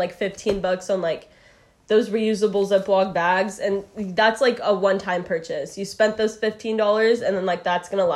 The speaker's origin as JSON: {"language": "English", "town": "Portland", "region": "Oregon", "country": "United States", "tie": "born or raised there", "said": "I grew up in Portland, Oregon, which is just very, like, green"}